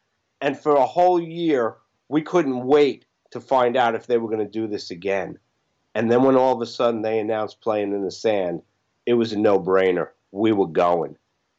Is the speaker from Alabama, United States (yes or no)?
no; New York, United States; now in Apex, United States; Being from New York